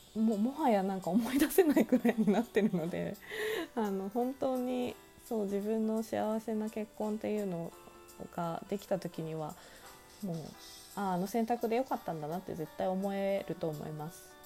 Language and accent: Japanese; Nagano, Japan; moved away; also born or lived in Tokyo; 私、長野が出身地なんですけど、まあ、長野のね、田舎で育って